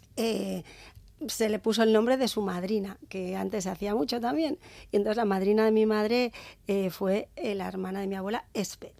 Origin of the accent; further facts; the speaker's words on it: San Sebastián, Basque Country, Spain; las calles de la parte vieja, que es donde yo nací y crecí